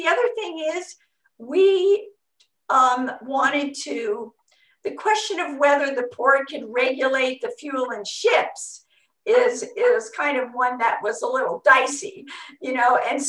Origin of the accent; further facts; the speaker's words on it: Long Beach, California, United States; I came from Long Beach